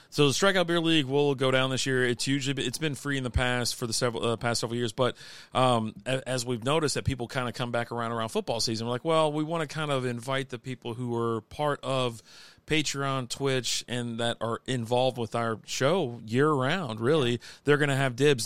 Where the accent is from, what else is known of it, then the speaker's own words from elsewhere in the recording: Kentucky, United States; now in Texas, United States; I'm from Kentucky